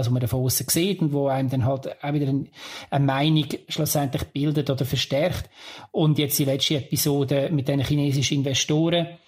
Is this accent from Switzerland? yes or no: yes; Lucerne, Switzerland; wir haben das als Luzerner mehr als eines erlebt, dass, wenn man absteigt.